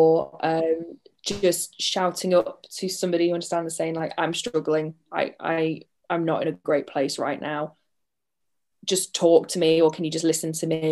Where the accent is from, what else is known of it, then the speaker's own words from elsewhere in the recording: United Kingdom; we're too British